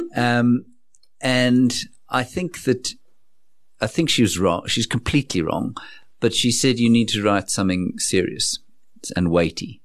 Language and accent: English; South Africa; growing up in Johannesburg from nineteen seventy-six when I was born. which is, was an auspicious year in our country's history